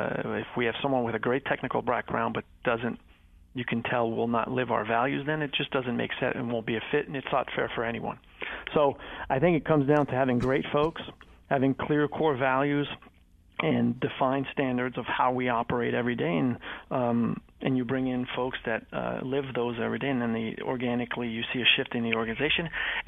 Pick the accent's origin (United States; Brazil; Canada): Canada; Montreal, Quebec; French-Canadian. Yeah, {S2} French-Canadian. {S3} I grew up in Montreal.